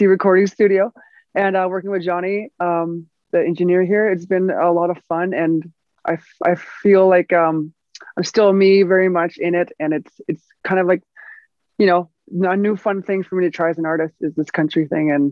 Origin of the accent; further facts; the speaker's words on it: Fort McMurray, Alberta, Canada; moved away; also born or lived in North Battleford, Saskatchewan / Los Angeles / Calgary; I was born in North Battleford, Saskatchewan. Grew up in a little town called Fort McMurray